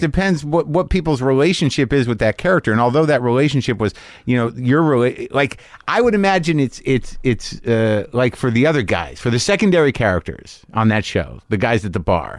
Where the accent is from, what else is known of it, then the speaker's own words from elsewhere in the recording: Albuquerque, New Mexico, United States; I grew up in Albuquerque